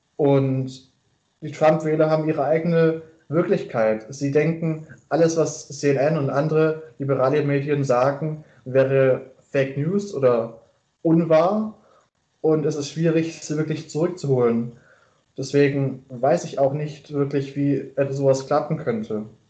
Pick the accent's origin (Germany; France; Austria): Germany; Stuttgart region, Baden-Württemberg; moved away as an adult; now in Erfurt, Germany; ich komme ursprünglich aus der Stuttgarter Region